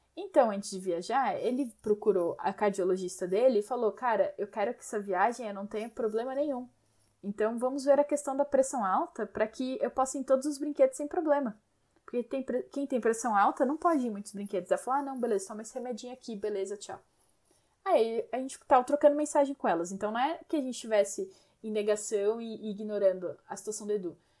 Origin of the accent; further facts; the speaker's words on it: Brazil; como brasileiros que somos, não tínhamos roupas para tanto frio